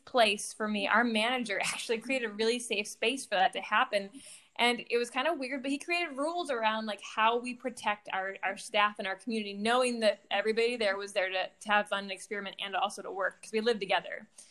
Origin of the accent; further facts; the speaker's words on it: Michigan, United States; moved away as an adult; also born or lived in Boston, Massachusetts; I grew up in Michigan